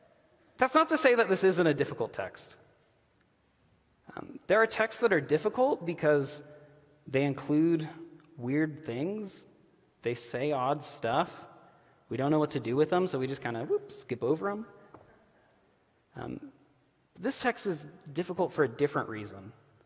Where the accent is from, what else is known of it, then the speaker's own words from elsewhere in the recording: Oklahoma, United States; also born or lived in Texas; we were in Oklahoma and Texas. So I grew up in the Bible Belt, right?